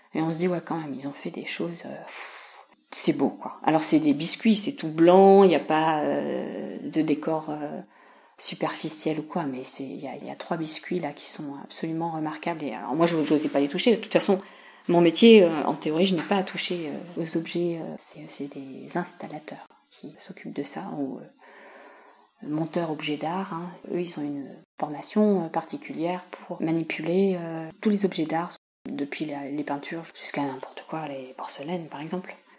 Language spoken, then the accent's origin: French; Saint-Germain-en-Laye, Île-de-France, France; moved away as an adult; also born or lived in Fontenay-le-Fleury / Dijon; je suis native en fait de la région. Je suis née à Saint-Germain-en-Laye et euh, j'ai habité de très nombreuses années à quelques kilomètres d'ici, dans une ville qui s'appelle fontenay fleury